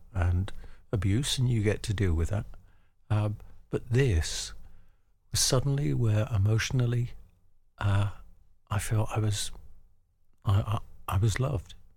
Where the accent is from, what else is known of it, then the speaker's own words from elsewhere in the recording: London, United Kingdom; I grew up in the East End of London